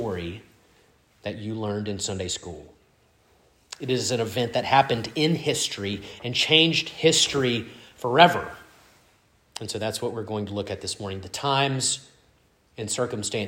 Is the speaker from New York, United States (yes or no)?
no; Starkville, Mississippi, United States; I was born in Oktibbeha County Hospital and not Eastern Europe